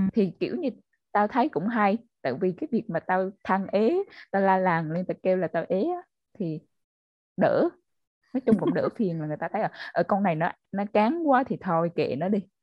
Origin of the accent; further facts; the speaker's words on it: Central Vietnam, Vietnam; accent: Central Vietnamese; mình là người ở miền Trung á nên là nhiều hồi có thể là trong cái cuộc nói chuyện mình lỡ nói giọng miền Trung